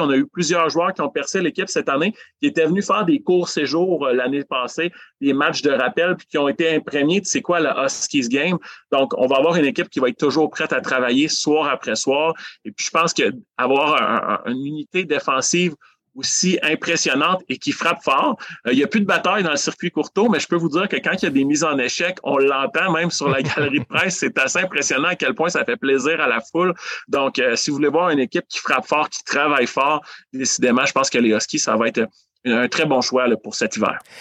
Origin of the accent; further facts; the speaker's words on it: Amos, Quebec, Canada; moved away as an adult; now in Rouyn-Noranda, Canada; je suis natif d'Amos